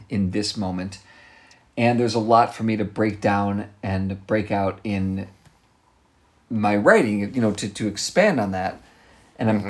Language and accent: English; United States; an American Jew at 7 years old